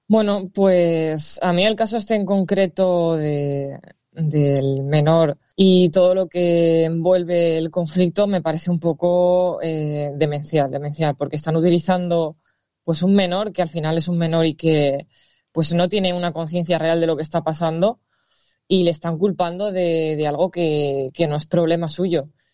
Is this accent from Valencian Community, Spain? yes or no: yes; Valencia, Valencian Community, Spain; Yo soy de Valencia